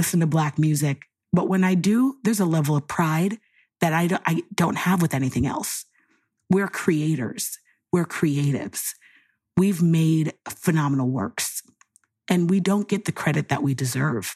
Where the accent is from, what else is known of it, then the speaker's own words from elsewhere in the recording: Miami, Florida, United States; moved away as an adult; now in Texas, United States; a phenomenal black woman born and raised in Miami, currently living in Texas